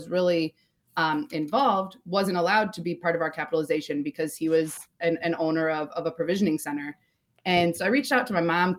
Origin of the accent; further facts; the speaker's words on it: Illinois, United States; moved away as an adult; also born or lived in Texas; now in Michigan, United States; Originally, I'm from Illinois